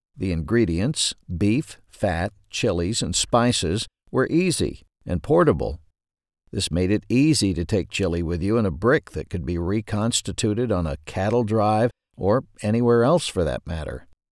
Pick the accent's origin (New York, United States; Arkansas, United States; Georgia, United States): Arkansas, United States; Ashdown; Growing up in Ashdown, Arkansas